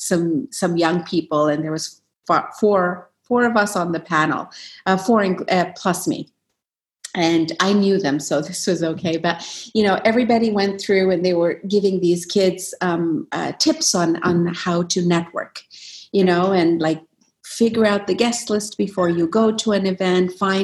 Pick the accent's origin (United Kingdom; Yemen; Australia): Yemen; also born or lived in Alberta, Canada; now in Canada; growing up in Yemen, you have all these self-doubts